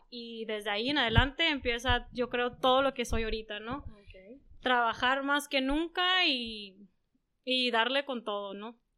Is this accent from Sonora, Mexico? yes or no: yes; San Luis Río Colorado, Sonora, Mexico; Ah, soy de San Luis Río Colorado, nacida aquí en San Luis Río Colorado.